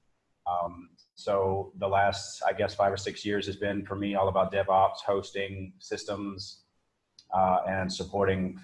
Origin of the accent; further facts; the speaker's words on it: United States; I'm from the States